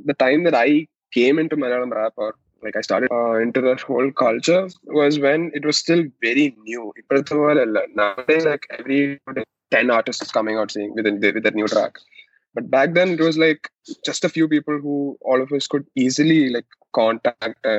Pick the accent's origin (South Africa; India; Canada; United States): India; Kerala; first language Malayalam; English is a second language; because I was from since I was from Malayalam, it's not my strengths.